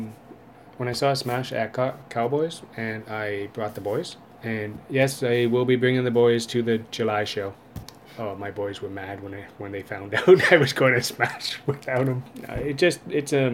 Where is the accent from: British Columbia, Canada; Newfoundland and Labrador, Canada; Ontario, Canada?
Ontario, Canada; Welland; moved away; I'm originally from Welland